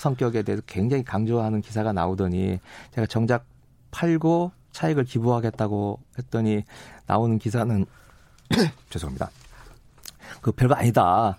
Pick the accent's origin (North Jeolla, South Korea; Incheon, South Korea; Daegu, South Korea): North Jeolla, South Korea; Gunsan; moved away; 제 고향이고